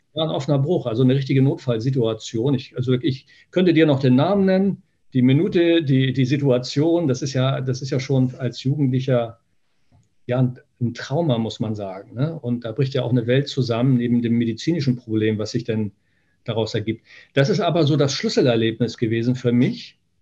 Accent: Niebüll, Schleswig-Holstein, Germany; now in Hanover, Germany; Ich komme aus Nordfriesland, ähm, aus Nibel. Das ist, also nördlicher geht es kaum.

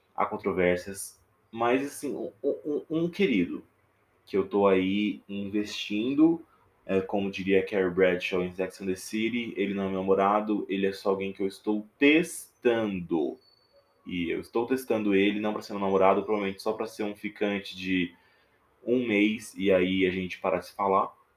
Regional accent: interior of Minas Gerais, Brazil; Eu tô aqui falando diretamente do interior de Minas Gerais, que é onde eu sou nascido e criado. Dá pra ver o meu sotaque

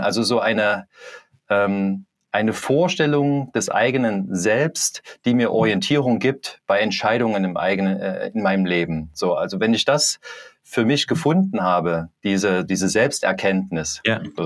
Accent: Leipzig, Saxony, Germany; ich bin aus Leipzig

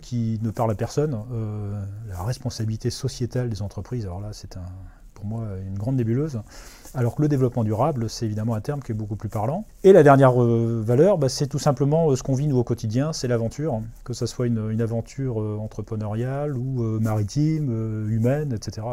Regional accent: Brittany, France; en tant que Breton

